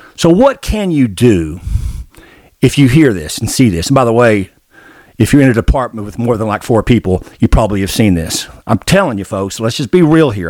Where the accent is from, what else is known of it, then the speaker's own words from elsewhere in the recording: Arkansas, United States; I grew up in Arkansas